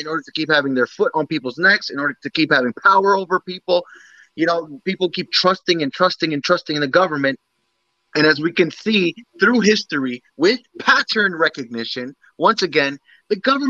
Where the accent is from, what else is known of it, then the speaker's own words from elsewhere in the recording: United States; I'm American. My parents are Dominican, but I'm very much in tune with my Dominican roots.